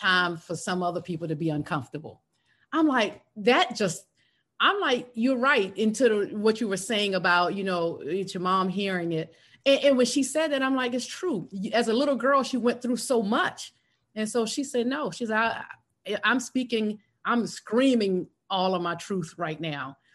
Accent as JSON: {"language": "English", "region": "South Carolina", "country": "United States", "tie": "born or raised there", "moved": "as an adult", "lives_now": "Atlanta, United States", "said": "I was raised in South Carolina, went to college in South Carolina"}